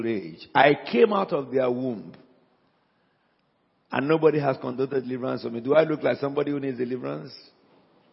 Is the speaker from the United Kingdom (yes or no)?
no; Nigeria; first language Yoruba; English is a second language; moved away; It's my mother tongue. You know, in Africa